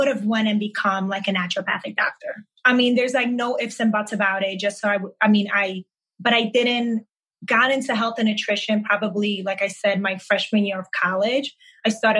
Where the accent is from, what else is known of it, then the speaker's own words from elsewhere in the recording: New York City, New York, United States; English is a second language; also born or lived in Manhattan; I grew up in Brooklyn and then I relocated to Manhattan